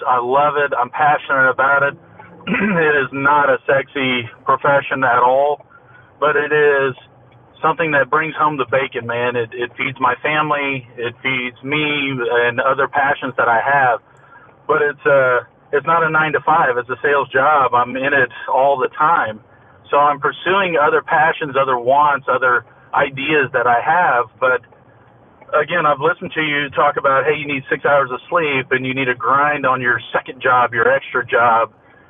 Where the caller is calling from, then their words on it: Austin, Texas, United States; Austin, Texas.